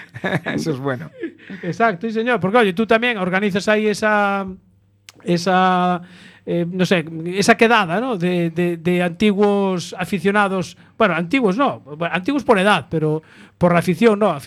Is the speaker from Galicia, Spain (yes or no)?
yes; Culleredo, Galicia, Spain; no soy de Cambre, pero casi, soy de Culleredo.